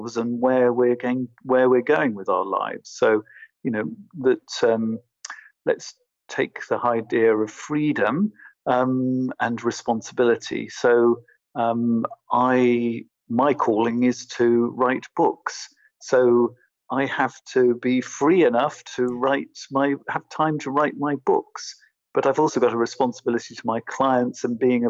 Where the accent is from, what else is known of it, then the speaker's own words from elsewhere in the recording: England, United Kingdom; now in Berlin, Germany; I'm originally from England